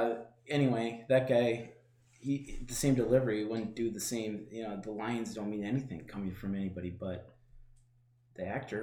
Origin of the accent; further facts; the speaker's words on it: Minnesota, United States; as a Minnesotan